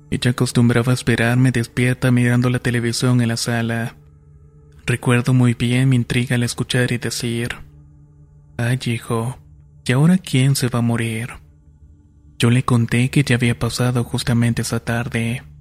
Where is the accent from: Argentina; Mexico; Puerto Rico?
Argentina; Talapampa, Salta; de Talampampa, provincia de Salta, en Argentina.